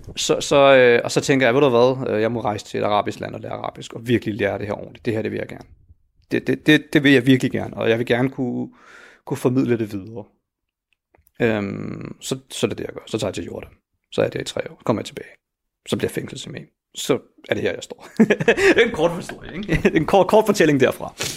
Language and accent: Danish; Helsingør, Capital Region of Denmark, Denmark; jeg er jo født og opvokset i Helsingør i et villakvarter